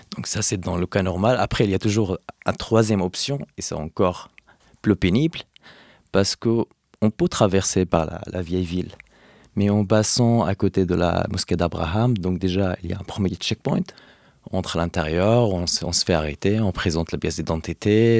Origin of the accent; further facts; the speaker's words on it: Hebron, West Bank, Palestine; now in Paris, France; d'Hébron, de Khalil, là où j'ai grandi